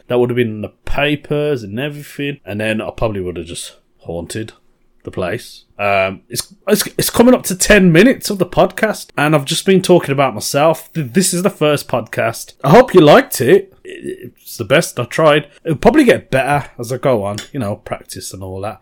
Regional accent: Birmingham, West Midlands, United Kingdom; I'm from Birmingham. Totally forgot to mention I'm from Birmingham. Yep, I'm a Brummie

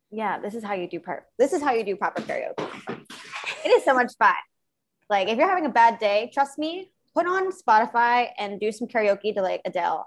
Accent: outside of Philadelphia, Pennsylvania, United States; moved away as an adult; also born or lived in Brooklyn, New York; now in South of France, France; I grew up in a small, small town outside of Philadelphia, Pennsylvania.

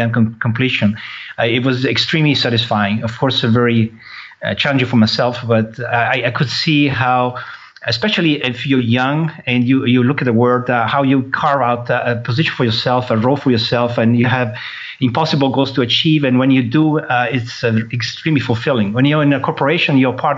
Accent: Italy; moved away; I was born in Italy

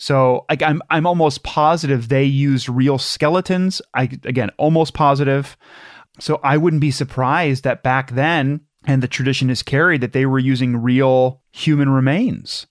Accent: Madison, Ohio, United States; I'm from Madison

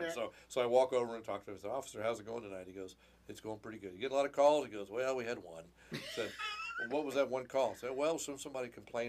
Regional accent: Indiana, United States; now in Rio Grande Valley, United States; I'm from Indiana.

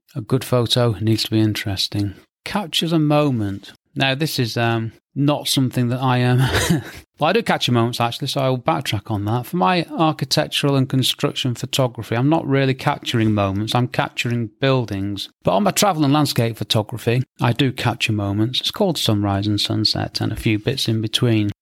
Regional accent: England, United Kingdom; I'm English

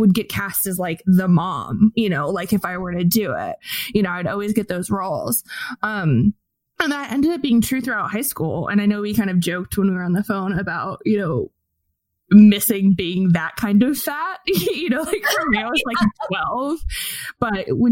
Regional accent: Fort Wayne, Indiana, United States; I grew up in Fort Wayne, Indiana

